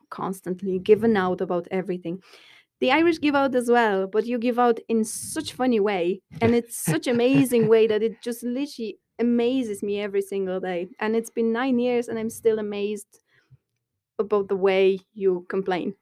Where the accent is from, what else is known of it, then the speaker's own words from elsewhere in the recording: Poland; moved away as an adult; now in Dublin, Ireland; I come from Poland